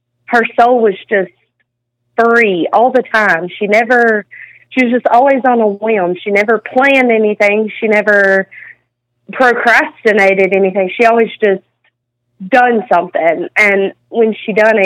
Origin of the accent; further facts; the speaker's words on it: North Mississippi, United States; also born or lived in New Mexico; we're from a small town in North Mississippi, and I moved from New Mexico, and whenever I moved to North Mississippi, I didn't obviously know anybody